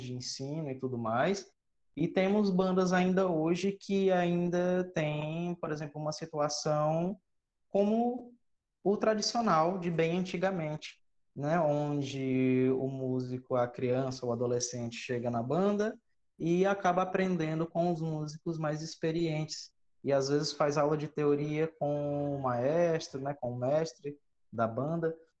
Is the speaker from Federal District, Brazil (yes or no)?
no; Cruz, Ceará, Brazil; also born or lived in São Paulo; eu não sou cearense, sou paulista, mas a minha família é toda cearense, então eu me considero cearense de sangue. E eu cheguei aqui no Ceará em 2000, mais ou menos com seis anos